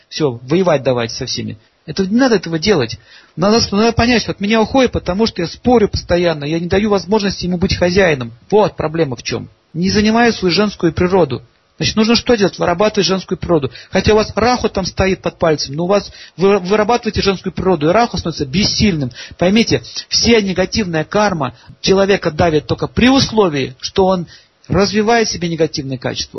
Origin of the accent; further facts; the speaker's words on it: Saint Petersburg, Russia; я сам из Ленинграда